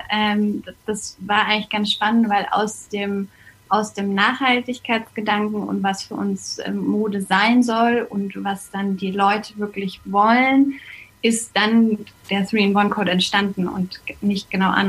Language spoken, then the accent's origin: German; Munich, Bavaria, Germany; born there; ich bin in München geboren, lebe hier